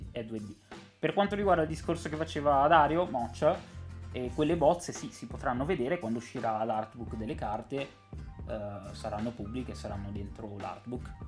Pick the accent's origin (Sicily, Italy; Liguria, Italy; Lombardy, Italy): Liguria, Italy; Genoa; io sono di Genova